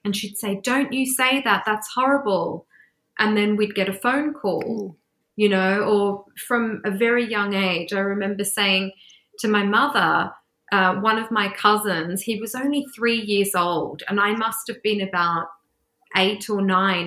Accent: Australia; moved away as an adult; also born or lived in England; now in London, United Kingdom; the first place I went back to was my home country to Australia

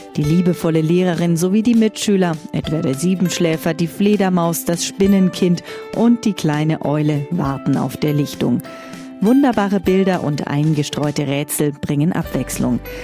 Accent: Bavaria, Germany; Bei uns in Bayern

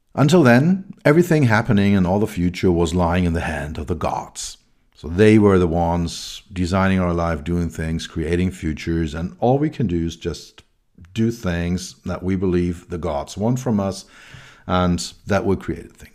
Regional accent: Berlin, Germany; I grew up in West Berlin.

